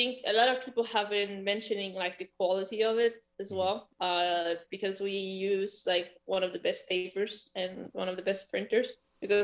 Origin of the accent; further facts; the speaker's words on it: Sweden; also born or lived in Poland; I moved to Sweden when I was quite young